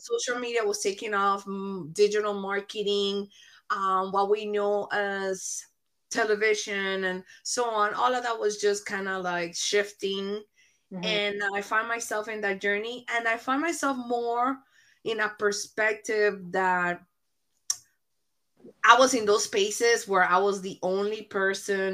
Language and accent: English; Panama; now in United States; I was considered primarily Latina because I was raised in Panama. I was born in Panama when I came to this country